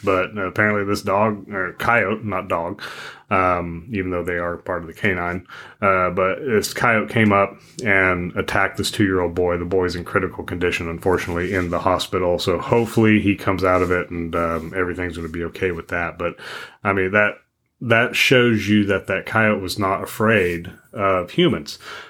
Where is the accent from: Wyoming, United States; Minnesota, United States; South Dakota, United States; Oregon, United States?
Wyoming, United States; where I grew up in Wyoming, if we were driving out in the back country